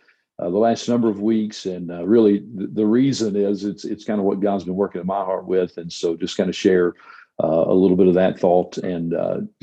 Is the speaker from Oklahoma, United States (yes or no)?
no; North Carolina, United States; moved away as an adult; also born or lived in Arkansas; now in Clovis, United States; I'm originally from North Carolina